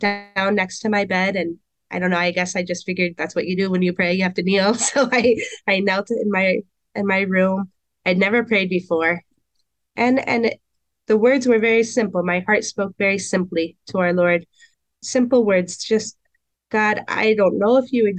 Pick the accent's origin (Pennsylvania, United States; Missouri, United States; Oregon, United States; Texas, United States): Oregon, United States; Portland; moved away as an adult; also born or lived in Camas, Washington; now in Emmitsburg, United States; I grew up in Portland, Oregon, without any sort of religious influence